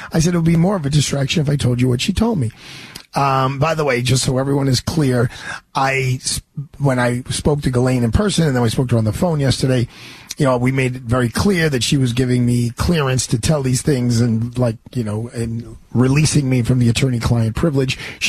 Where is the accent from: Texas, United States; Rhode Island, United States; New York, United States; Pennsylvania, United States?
New York, United States; New York City; Brooklyn is my hometown.